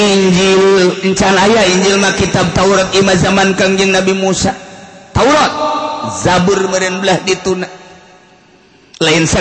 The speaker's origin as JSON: {"language": "Indonesian", "town": "Karawang", "region": "West Java", "country": "Indonesia", "said": "jadi goyang gua orang Karawang goyang mantep"}